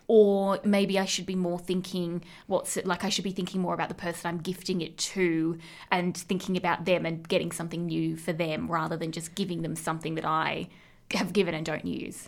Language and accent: English; Central West, New South Wales, Australia; moved away; where I grew up in the Central West